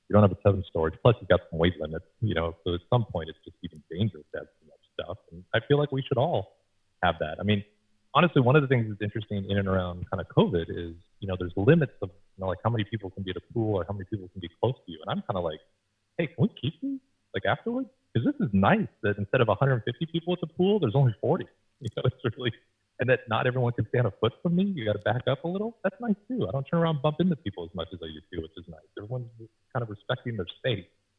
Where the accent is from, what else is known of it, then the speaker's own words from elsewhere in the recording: Seattle, Washington, United States; born there; also born or lived in Boston / New York / Los Angeles; I was born in Seattle. I learned to walk in Boston. I learned to talk in New York, and I learned to run in Los Angeles.